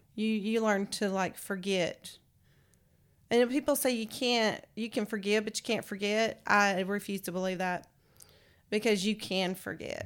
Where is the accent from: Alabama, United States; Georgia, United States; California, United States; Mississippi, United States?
California, United States; San Francisco; moved away; I grew up in San Francisco where it's, was the gay capital of the world